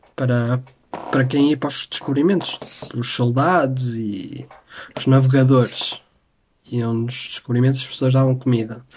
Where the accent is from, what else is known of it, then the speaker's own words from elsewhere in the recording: Porto, Norte, Portugal; eu sou um tripeiro, porque eu sou do Porto